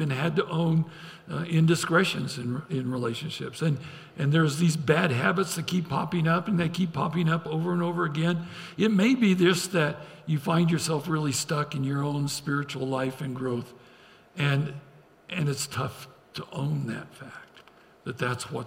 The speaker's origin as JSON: {"language": "English", "region": "Idaho", "country": "United States", "tie": "born or raised there", "said": "I grew up in Idaho"}